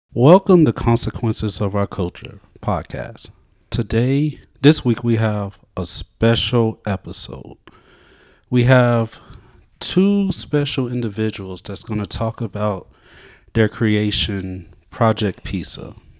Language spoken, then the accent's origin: English; Montgomery, Alabama, United States; moved away